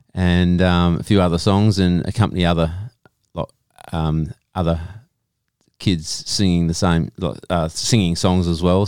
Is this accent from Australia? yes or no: yes; Lake Grace, Western Australia, Australia; Yep. Little country town called Lake Grace.